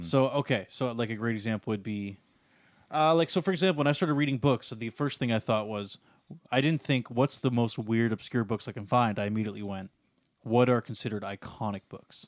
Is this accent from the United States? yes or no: no; Canada; being Canadian